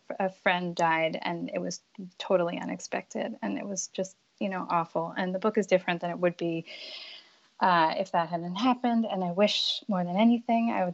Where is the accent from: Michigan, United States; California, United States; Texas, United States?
California, United States; Los Angeles; now in Brooklyn, United States; I grew up in Los Angeles.